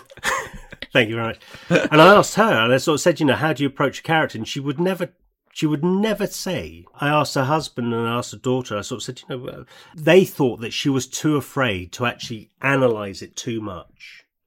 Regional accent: United Kingdom; We're British

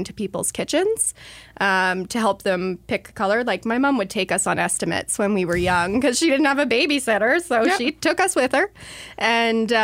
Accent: Bath, Ontario, Canada; moved away as an adult; now in Bay of Quinte, Canada; I grew up in Bath, which is near the Kingston area because it's a little town

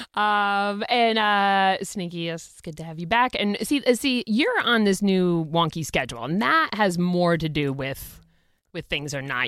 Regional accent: Boston, Massachusetts, United States; we're from Boston

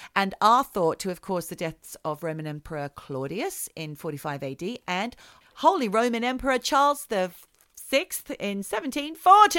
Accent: Australia; moved away; as an Australian girl growing up, I liked things like chocolate paddle pops. They're the things that I would have when I went back to Australia.

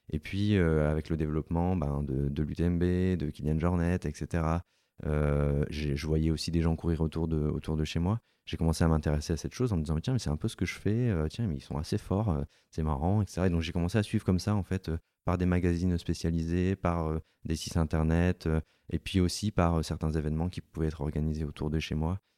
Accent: Hauts-de-France, France; born there; also born or lived in Alps; je suis pas né dans les Alpes non plus. Je suis né dans le Nord avant d'aller habiter dans les Alpes.

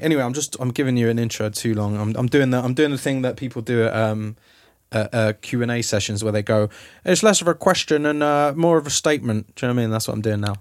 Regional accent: London, United Kingdom; now in Los Angeles, United States; I'm a Londoner

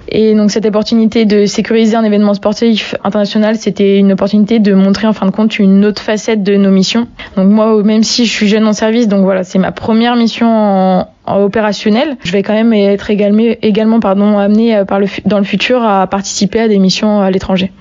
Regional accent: Brittany, France; moved away as an adult; also born or lived in Paris; je suis originaire de Bretagne, donc pas du tout de la montagne

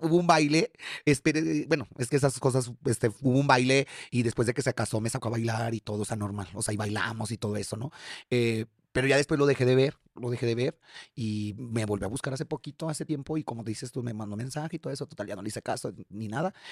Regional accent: León, Guanajuato, Mexico; moved away as an adult; also born or lived in Mexico City; me tuve que regresar nuevamente a la Ciudad de León

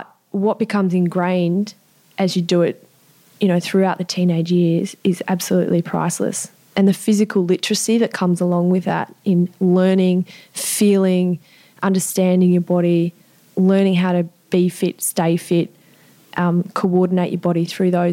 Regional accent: Sydney, New South Wales, Australia; I grew up in Eastwood, which is in the middle of Sydney

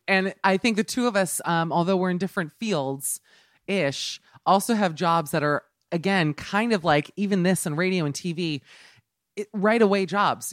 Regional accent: Miami, Florida, United States; I'm from Miami

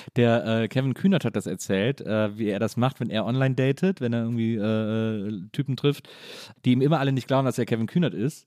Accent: Wesseling, North Rhine-Westphalia, Germany; born or raised there

